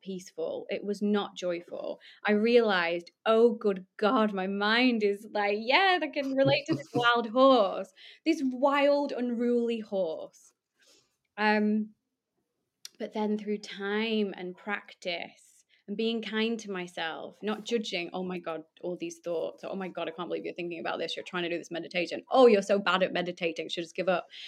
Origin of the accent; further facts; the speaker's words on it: Poulton-le-Fylde, North West England, United Kingdom; I'm from Lancashire.